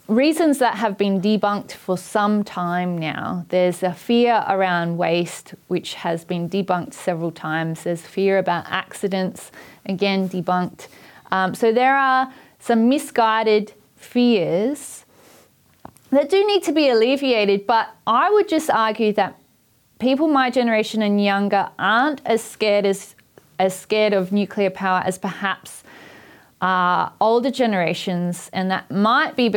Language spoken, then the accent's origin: English; Port Adelaide, South Australia, Australia; when I was growing up in Port Adelaide